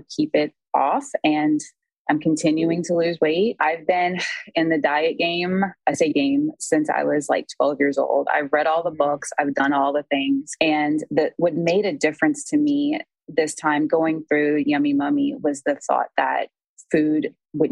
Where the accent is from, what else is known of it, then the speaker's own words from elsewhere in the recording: New Orleans, Louisiana, United States; I'm from New Orleans